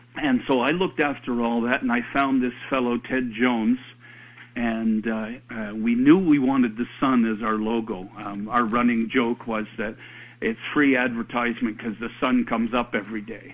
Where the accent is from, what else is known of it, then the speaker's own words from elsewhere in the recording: Canada; we're Canadian